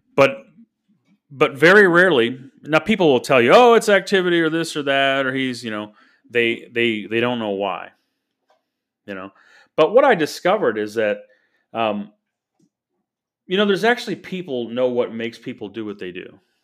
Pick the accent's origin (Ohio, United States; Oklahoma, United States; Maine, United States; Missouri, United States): Missouri, United States; St. Louis; I grew up in Saint Louis, Missouri. Was born there nineteen seventy-eight